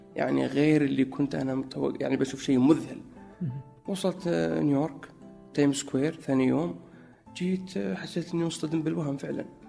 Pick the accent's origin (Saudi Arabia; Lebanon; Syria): Saudi Arabia; Najran, Najran Province; moved away as an adult; also born or lived in Egypt / New York / Chicago; now in Riyadh, Saudi Arabia; في نجران اكيد لانها موطني و يعني المكان اللي ترعرعت فيه منذ الطفوله.